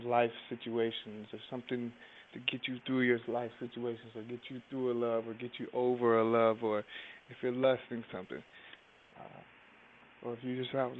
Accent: Durham, North Carolina, United States; I come from a town called Durham, North Carolina.

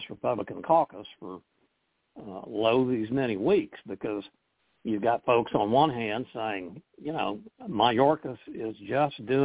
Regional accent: Oklahoma, United States; moved away; my home state of Oklahoma

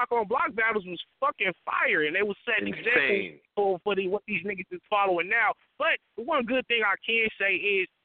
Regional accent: the West, West Coast, United States; I'm from the West

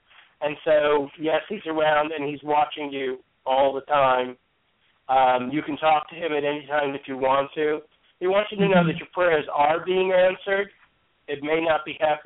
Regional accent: New York, United States; also born or lived in St. Petersburg, Florida / Hollywood, Florida / New Jersey; now in Arkansas, United States; I'm from New York originally

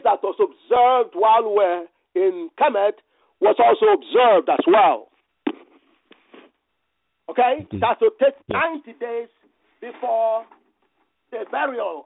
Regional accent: Nigeria; now in United States; I grew up in the Gala land, the Gala kingdom of Nigeria.

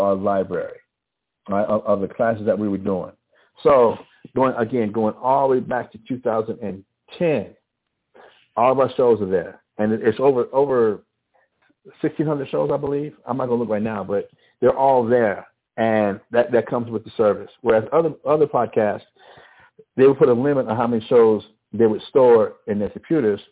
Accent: Albuquerque, New Mexico, United States; accent: mix of western Louisiana and West Texas; Growing up in Albuquerque, in the northeast side of Albuquerque, it's a crazy accent

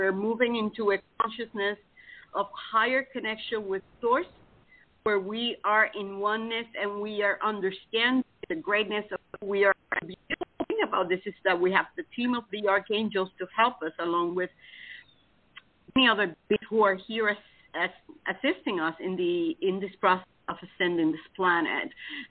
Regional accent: Titusville, Florida, United States; I'm from Titusville, Florida.

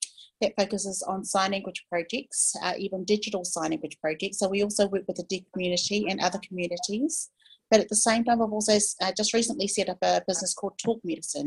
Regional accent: New Zealand; I am from New Zealand. I'm New Zealand Maori.

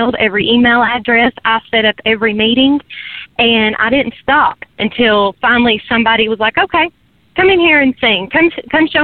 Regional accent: Morristown, Tennessee, United States; also born or lived in Nashville, Tennessee; Morristown, Tennessee.

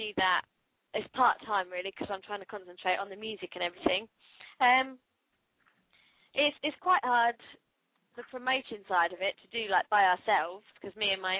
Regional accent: the south of England, United Kingdom; now in Portsmouth, United Kingdom; I'm from the south. There's not really a lot going on down the south.

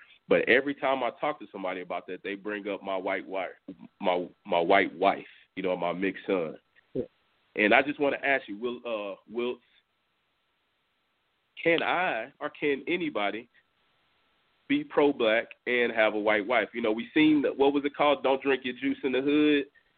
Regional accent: Clearbrook, Texas, United States; I grew up in Clearbrook. I went to school in Friendswood.

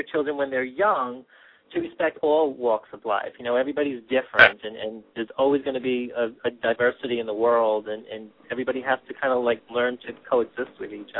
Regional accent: New York, United States; Yes, I was. Eastern Long Island.

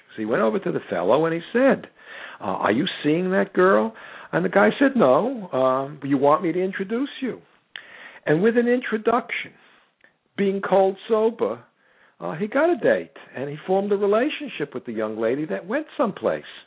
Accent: United States; I'm an American.

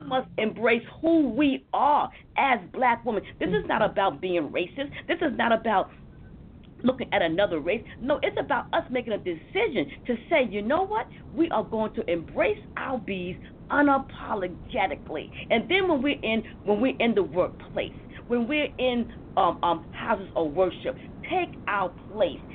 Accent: New York City, New York, United States; I come from Harlem

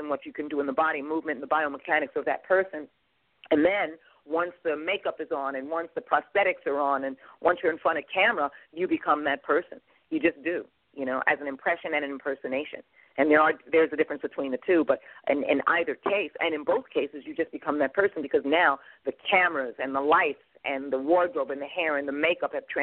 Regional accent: New York, United States; moved away as an adult; I'm from New York

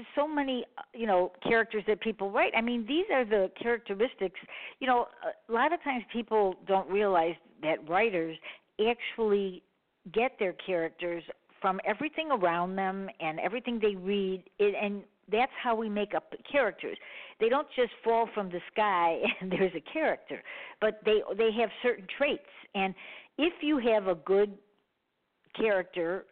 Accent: Chicago, Illinois, United States; I'm from Chicago.

